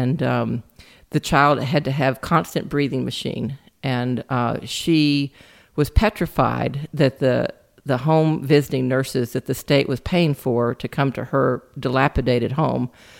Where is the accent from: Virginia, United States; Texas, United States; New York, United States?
Texas, United States; Lubbock; now in Austin, United States; I'm originally from Lubbock, Texas, which is up in the Panhandle